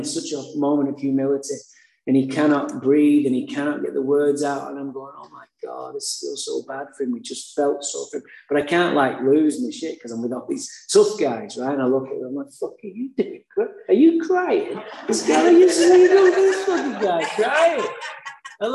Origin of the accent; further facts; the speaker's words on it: Santa Barbara, California, United States; I said, I'm from Santa Barbara.